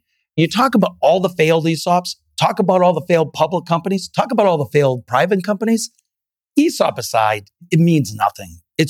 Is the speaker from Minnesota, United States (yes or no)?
no; Salem, Massachusetts, United States; also born or lived in Santa Barbara / New York / Pennsylvania / Illinois; So I was born in Santa Barbara, grew up mostly in Salem, Massachusetts, lived in 2 years in New York and then 12 years in Pennsylvania, in Amish country and 8 years in Illinois.